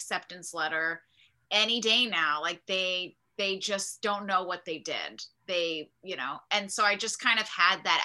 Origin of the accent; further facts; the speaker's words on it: Charlotte, North Carolina, United States; moved away as an adult; also born or lived in New York; I'm from Charlotte, North Carolina, and it's a city